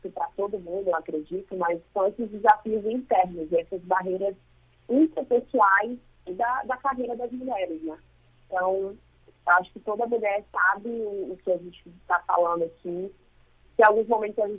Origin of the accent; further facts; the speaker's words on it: Ceará, Brazil; Eu sou cearense, sou